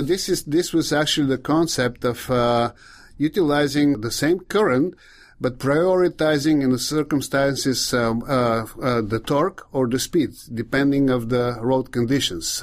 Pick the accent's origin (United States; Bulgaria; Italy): Bulgaria; English is a second language; moved away; I'm from Bulgaria